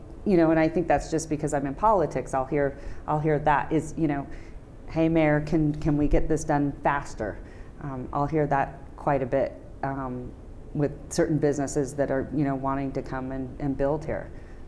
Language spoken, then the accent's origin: English; Reno, Nevada, United States; when I say, I'm from Reno, and they say, how cool, you get to go to Vegas every weekend.